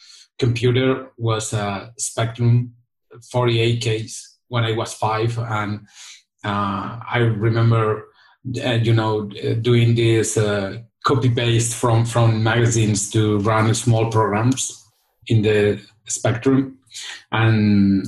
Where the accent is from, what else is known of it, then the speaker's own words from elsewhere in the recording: Barcelona, Catalonia, Spain; I'm from Barcelona, Spain